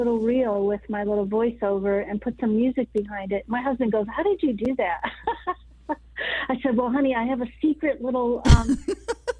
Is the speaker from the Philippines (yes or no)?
no; United States; As an American woman